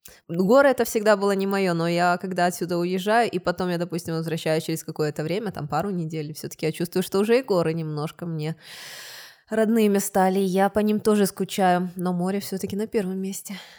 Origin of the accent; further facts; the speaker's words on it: Odesa, Odesa Oblast, Ukraine; also born or lived in Kyiv, Ukraine / England; now in Tyrol, Austria; я из Одессы переехала в Киев